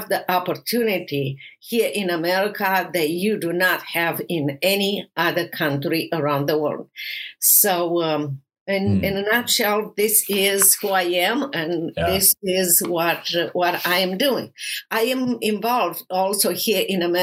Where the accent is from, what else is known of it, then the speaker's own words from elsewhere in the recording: Romania; English is a second language; moved away as an adult; now in United States; I'm originally from Romania